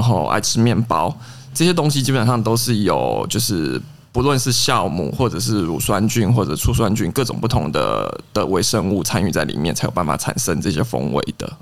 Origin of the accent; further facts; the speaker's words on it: Taiwan; 我们一般台湾说到的梅子酒